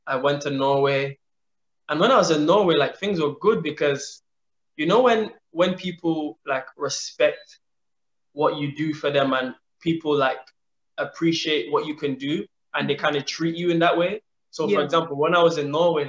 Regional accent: Ireland; moved away as an adult; also born or lived in London; growing up in Ireland, going to London

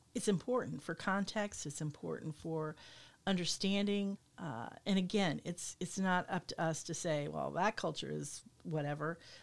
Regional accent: United States; both as an American and as a woman

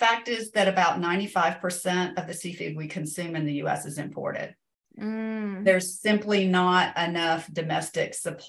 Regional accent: Georgia, United States; I lived in Georgia. I grew up in Georgia. I had family in Georgia.

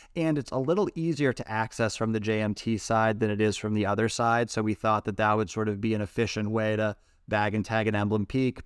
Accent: Massachusetts, United States; now in San Francisco Bay Area, United States; growing up in Massachusetts

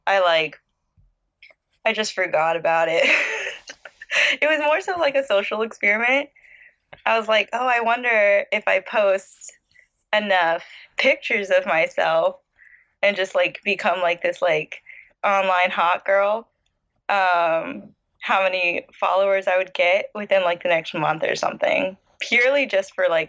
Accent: Southern California, United States; we're just Southern California

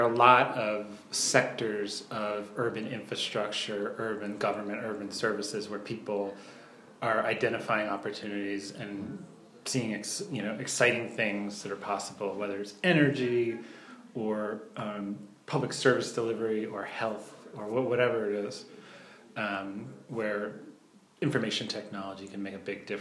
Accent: southern New Jersey, United States; In New Jersey, in southern New Jersey, at the beach, in a resort town

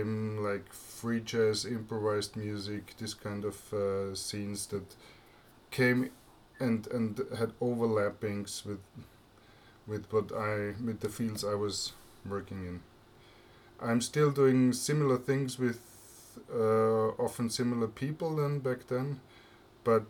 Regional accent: Vienna, Austria; English is a second language; also born or lived in Graz, Austria; I live in Vienna. I live here in the same flat since 1976, so I'm a very local guy. I was born in Graz in Austria and moved here as a kid

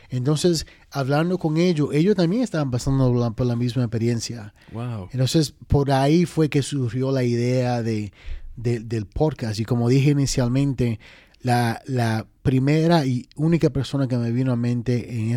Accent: Dominican Republic; now in New York, United States; Y fuimos específicamente para Washington Heights, que Washington Heights es como quien dice RD pequeño

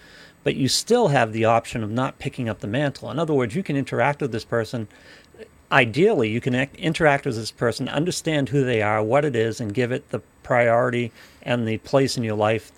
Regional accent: Ireland; Yes, I'm Irish.

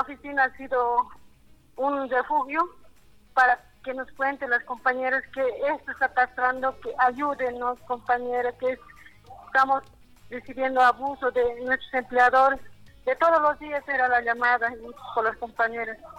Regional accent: Beni, Bolivia; now in La Paz, Bolivia; yo soy del Beni

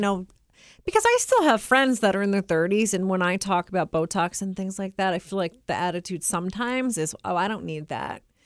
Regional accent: United States; as an American

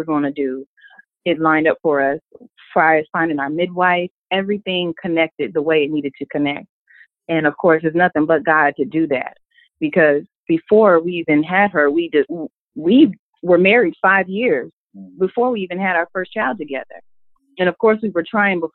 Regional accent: Minneapolis, Minnesota, United States; now in Atlanta, United States; I am originally from Minnesota, Minneapolis

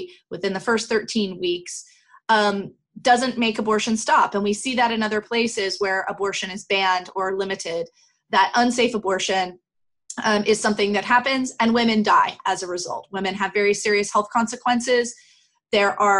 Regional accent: United States; as an American

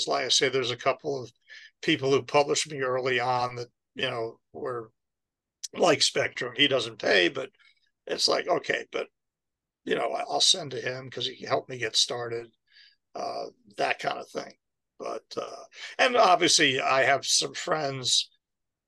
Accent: New York, United States; moved away; also born or lived in Baltimore / Florida; I was from New York

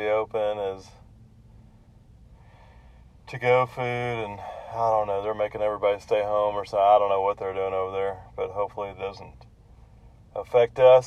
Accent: Texas, United States; now in Kauai, United States; I'm from Texas

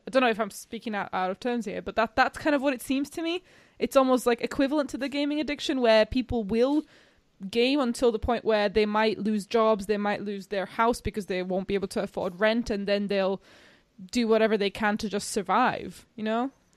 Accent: Slovakia; moved away; I'm from Slovakia

